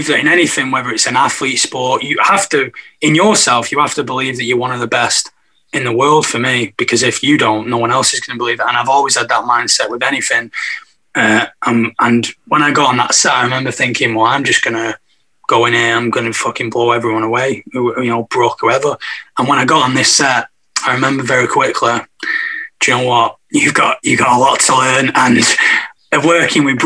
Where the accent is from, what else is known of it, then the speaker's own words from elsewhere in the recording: Manchester, North West England, United Kingdom; growing up in Manchester